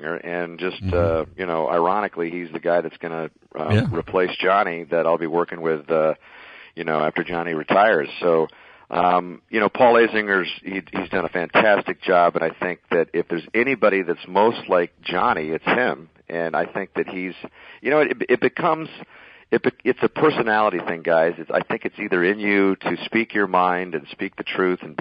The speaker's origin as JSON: {"language": "English", "town": "Tucson", "region": "Arizona", "country": "United States", "tie": "born or raised there", "said": "my hometown of Tucson"}